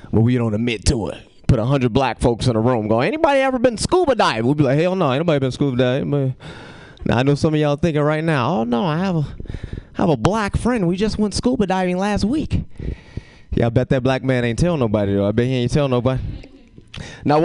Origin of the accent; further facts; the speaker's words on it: Chicago, Illinois, United States; moved away as an adult; now in California, United States; I go back home and act like I ain't lived there for 23 years